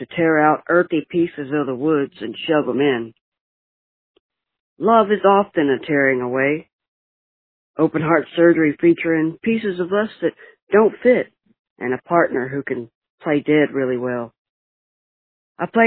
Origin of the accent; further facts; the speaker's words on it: Alabama, United States; now in Dallas, United States; I'm calling from Dallas, Texas, originally born in Alabama